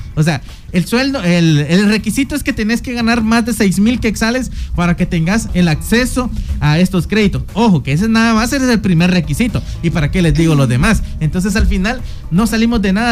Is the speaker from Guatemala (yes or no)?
yes; Guatemala; nos ha tocado afrontar como guatemaltecos